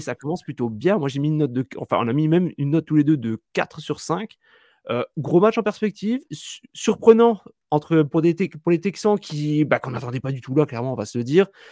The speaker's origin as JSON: {"language": "French", "country": "France", "said": "chez nous en France"}